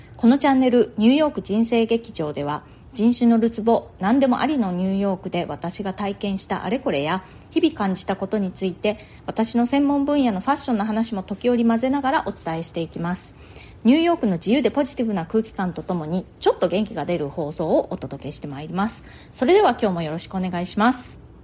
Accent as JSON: {"language": "Japanese", "country": "Japan", "tie": "born or raised there", "moved": "as an adult", "lives_now": "New York, United States", "said": "ずっと日本で生まれ育ってきて"}